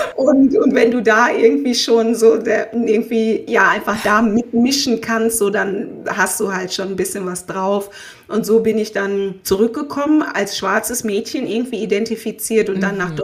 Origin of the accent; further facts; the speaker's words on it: Essen, North Rhine-Westphalia, Germany; also born or lived in Haan / Erkrath / Ghana; Ich bin in Essen-Krei aufgewachsen, bin dann dort, dort zur Schule gegangen